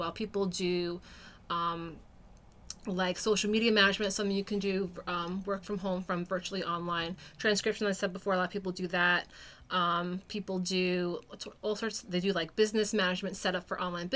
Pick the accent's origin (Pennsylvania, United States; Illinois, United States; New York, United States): New York, United States; born or raised there; moved away as an adult; now in New Hampshire, United States